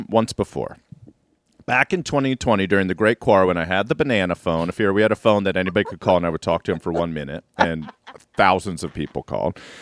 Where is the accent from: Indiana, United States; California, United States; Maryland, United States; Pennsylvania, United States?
Maryland, United States; I'm from Maryland